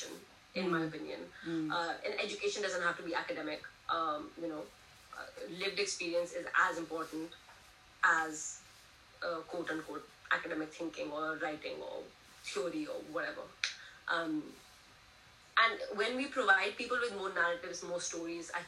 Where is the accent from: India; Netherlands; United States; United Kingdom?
India; moved away; I'm Indian